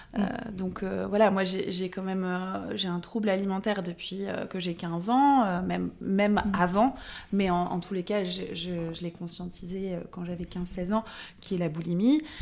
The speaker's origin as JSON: {"language": "French", "town": "Lille", "region": "Hauts-de-France", "country": "France", "also_born_or_lived": "Paris", "said": "j'ai quitté Lille"}